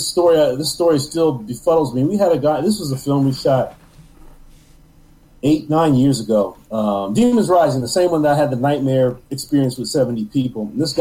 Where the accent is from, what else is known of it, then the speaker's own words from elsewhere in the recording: New York, United States; And I'm from New York, so I don't trust anybody.